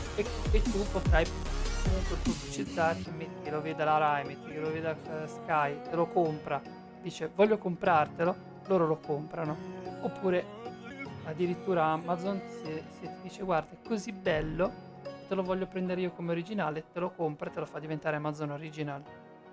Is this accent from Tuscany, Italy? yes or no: yes; Tuscany, Italy; c'era RTV, RTV, 38 dalle mie parti, era una rete toscana